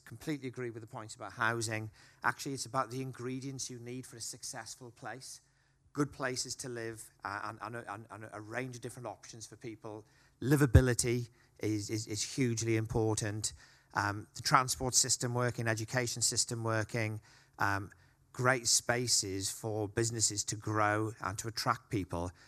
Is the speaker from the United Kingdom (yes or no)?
yes; Wales, United Kingdom; now in Liverpool, United Kingdom; I'm a Welshman